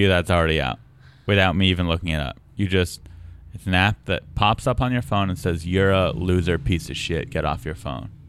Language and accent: English; San Diego, California, United States; I was from San Diego